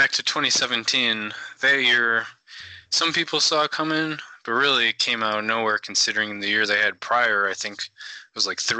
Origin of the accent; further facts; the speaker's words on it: Detroit, Michigan, United States; I'm from Detroit, Michigan, a little like 25 minutes north